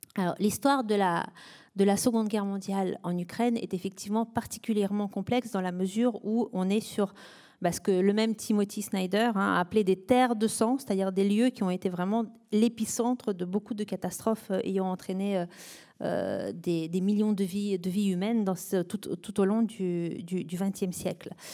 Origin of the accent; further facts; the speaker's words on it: France; nous, en tant que Français